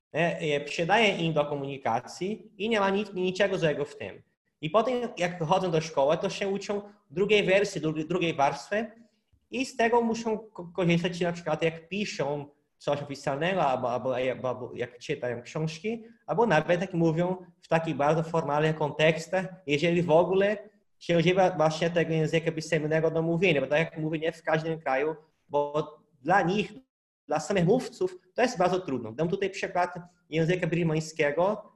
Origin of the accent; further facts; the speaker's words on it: Brazil; Polish is a second language; now in Poland; u nas w Brazylii